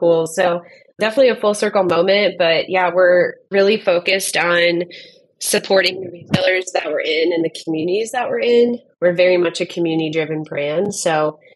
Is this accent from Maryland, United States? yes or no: no; Southern California, United States; now in Arizona, United States; I grew up in Southern California